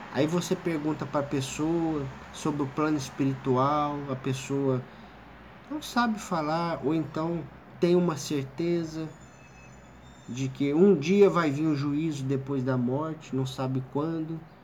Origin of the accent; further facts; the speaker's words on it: Sacramento, Minas Gerais, Brazil; moved away as an adult; also born or lived in Uberaba; now in São José do Rio Preto, Brazil; Eu sou mineiro, de Uberaba, de Sacramento vizinho de Uberaba.